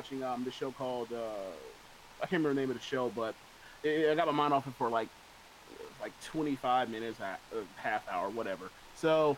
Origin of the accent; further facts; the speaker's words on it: United States; I'm also American